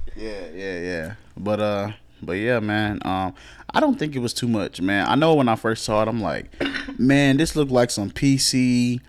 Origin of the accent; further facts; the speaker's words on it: Cedar Hill, Texas, United States; also born or lived in DeSoto; I grew up in Cedar Hill